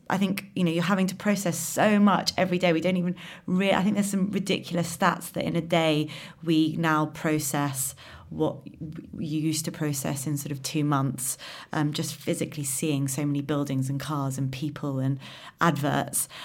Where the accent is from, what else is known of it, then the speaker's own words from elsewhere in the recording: London, United Kingdom; I'm a Londoner, born in London